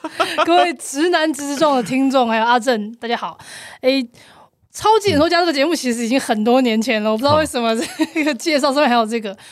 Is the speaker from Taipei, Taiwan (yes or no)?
yes; Taipei, Taiwan; 我是台北人，我不用付房租